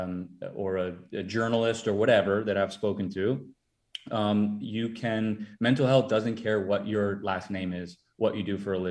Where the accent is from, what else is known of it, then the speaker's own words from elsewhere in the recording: Minnesota, United States; I'm from Minnesota. I'm Minnesota nice